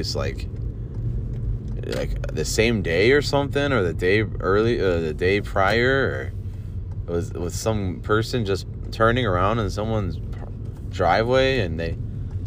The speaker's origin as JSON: {"language": "English", "town": "Olmsted Falls", "region": "Ohio", "country": "United States", "tie": "born or raised there", "said": "I grew up on Uncle Al's living in Olmsted Falls"}